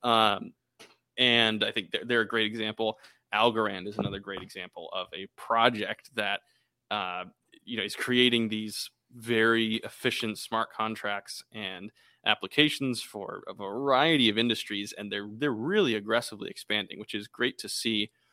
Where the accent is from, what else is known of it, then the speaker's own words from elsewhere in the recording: Boston, Massachusetts, United States; We're actually from Boston